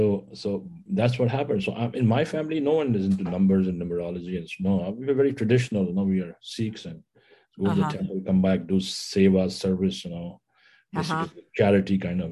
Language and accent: English; New Delhi, Delhi, India; New Delhi.